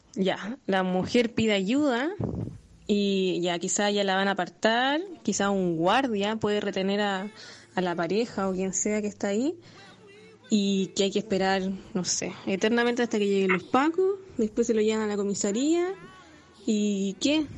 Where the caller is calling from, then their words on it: Viña del Mar, Valparaíso, Chile; Saludos desde Viña.